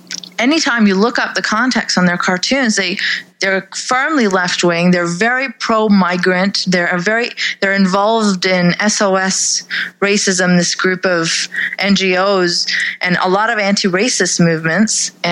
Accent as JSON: {"language": "English", "country": "Canada", "said": "I am a Pakistani Canadian sex and religion and politics blogger"}